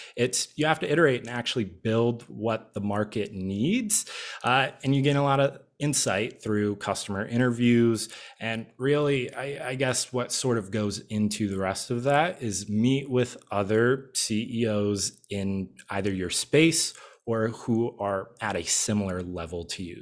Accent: Midwest, United States; now in Arizona, United States; I'm originally from the Midwest

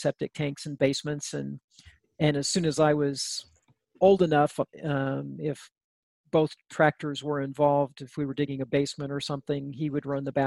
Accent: northern New Mexico, United States; I grew up in a small town in northern New Mexico

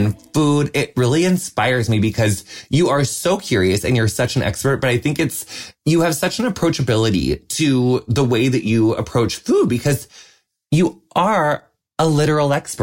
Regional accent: Midwest, United States; moved away; also born or lived in Los Angeles, United States; I'm so Midwestern. Yeah. I grew up on a cornfield.

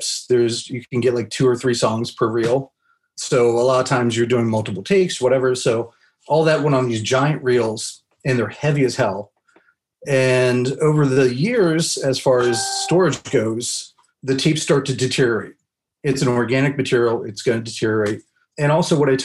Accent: Havre de Grace, Maryland, United States; moved away as an adult; also born or lived in Abilene, Texas; now in Los Angeles, United States; I grew up in a small town called Haverty Grace, Maryland

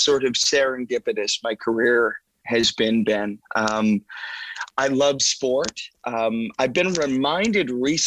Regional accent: Saskatoon, Saskatchewan, Canada; I grew up in Saskatoon.

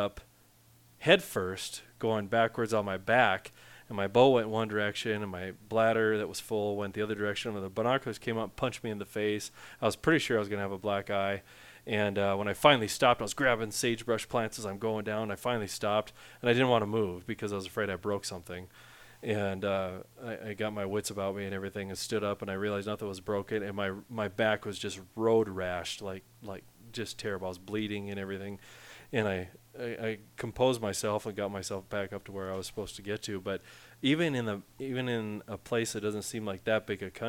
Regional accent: Western North Dakota, United States; I'm from Western North Dakota

